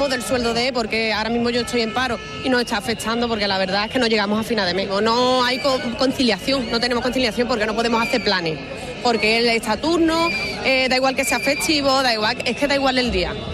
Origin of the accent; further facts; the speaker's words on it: Barcelona, Catalonia, Spain; Venimos de Barcelona, algunos de Madrid con los amigos y nada, este año es la primera vez aquí en Sierra Nevada.